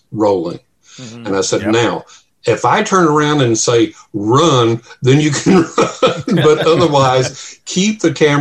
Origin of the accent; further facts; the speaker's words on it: West Texas, United States; growing up in West Texas